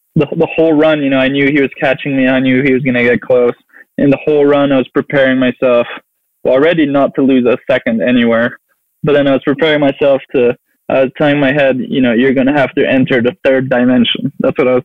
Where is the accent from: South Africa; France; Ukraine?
France; southeast France; moved away as an adult; now in United States; I grew up in France, so I kind of have a French culture.